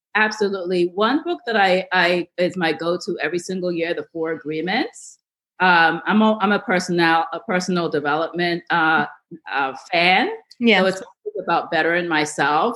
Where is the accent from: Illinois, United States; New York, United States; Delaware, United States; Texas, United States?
New York, United States; I grew up in New York